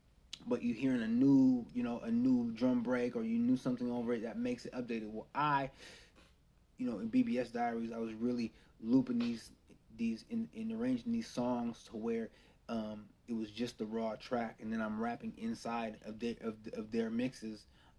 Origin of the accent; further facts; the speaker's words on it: West Coast, United States; I grew up on the West Coast. I'm a beat first